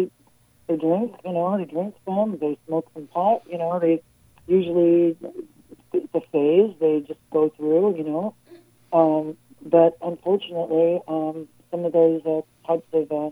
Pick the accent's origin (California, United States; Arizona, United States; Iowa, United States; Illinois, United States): California, United States; La Puente; also born or lived in Los Angeles; I grew up in the community of La Puente